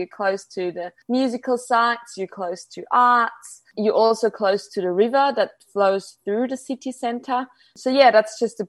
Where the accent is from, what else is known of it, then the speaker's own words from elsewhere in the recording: Salzburg, Austria; Salzburg today. It's actually my hometown.